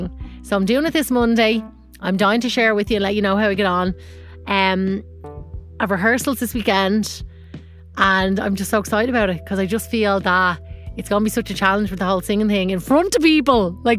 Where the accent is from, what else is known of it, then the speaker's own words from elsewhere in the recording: Ireland; moved away as an adult; now in Los Angeles, United States; as an Irish person to live up north